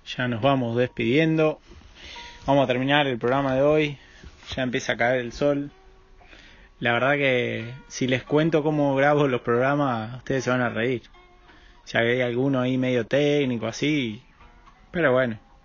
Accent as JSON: {"language": "Spanish", "country": "Argentina", "said": "yo también soy de ahí del Paraná, del río, ese chocolate que fluye."}